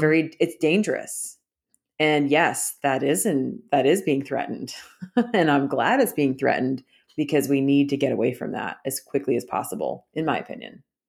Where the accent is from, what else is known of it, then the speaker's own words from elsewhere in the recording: Canada; moved away; I was schooled that same way 'cause I grew up in Canada